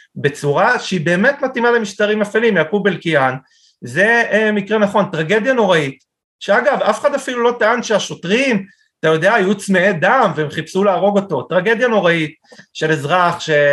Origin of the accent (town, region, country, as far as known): Israel